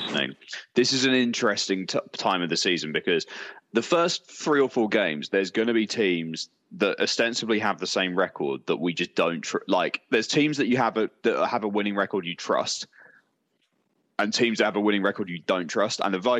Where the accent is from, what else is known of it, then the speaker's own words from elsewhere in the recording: Derby, East Midlands, United Kingdom; …, actually. I'm from Derby, yeah.